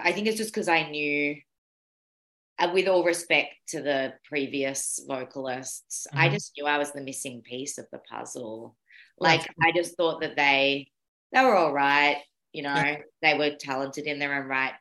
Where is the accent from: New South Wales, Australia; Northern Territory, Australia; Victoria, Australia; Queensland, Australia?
Victoria, Australia; Mornington Peninsula, Melbourne; moved away as an adult; now in Bergen, Norway; I grew up in in Melbourne, Australia. And I grew up in an area called the Mornington Peninsula